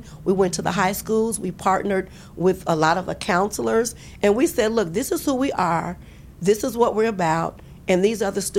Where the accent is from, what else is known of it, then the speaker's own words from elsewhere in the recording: East Coast, United States; Or they're from the East Coast. I'm from the East Coast.